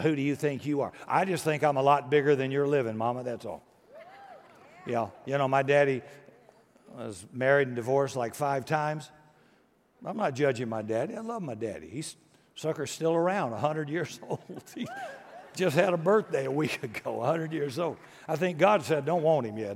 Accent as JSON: {"language": "English", "country": "United States", "tie": "born or raised there", "said": "I was born in America"}